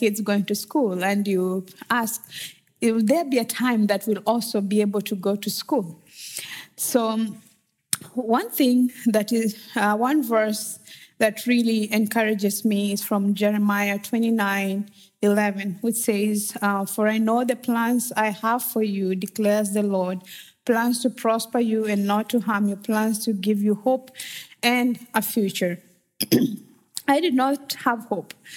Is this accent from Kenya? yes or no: yes; Western Kenya, Kenya; moved away; I'm originally from Kenya, and I grew up in a small village in Western Kenya